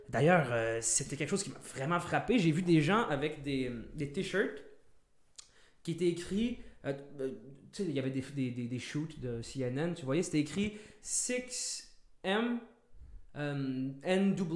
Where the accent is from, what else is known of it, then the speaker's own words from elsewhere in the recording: Canada; on n'est pas américain, nous, on est canadien.